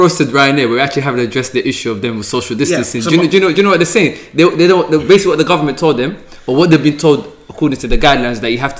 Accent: London, United Kingdom; I'm from South London

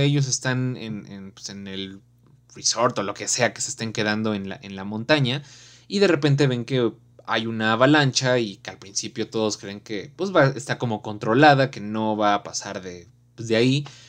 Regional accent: Mexico; los valores que tenemos como mexicanos

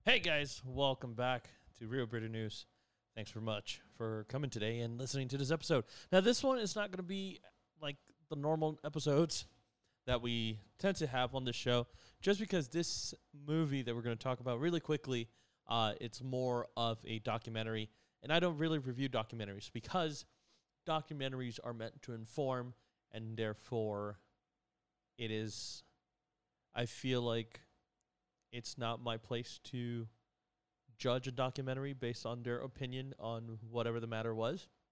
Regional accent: New York, United States; I'm from New York

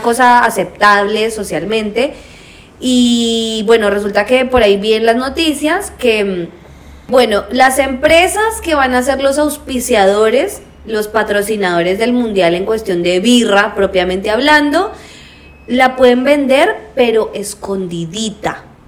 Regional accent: Colombia; yo soy colombiana

